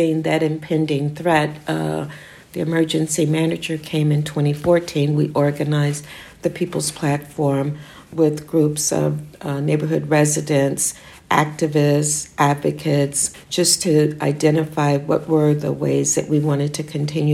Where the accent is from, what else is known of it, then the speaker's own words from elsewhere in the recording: St. Louis, Missouri, United States; moved away as an adult; now in Detroit, United States; I was born and raised in St. Louis, and I still claim that identity, although I left there at the age of 18 and went away to school.